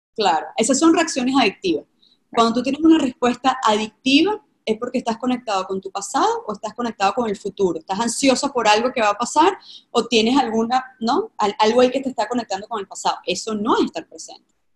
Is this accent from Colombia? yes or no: no; Caracas, Capital District, Venezuela; yo vengo de Caracas, Venezuela, de una familia tradicional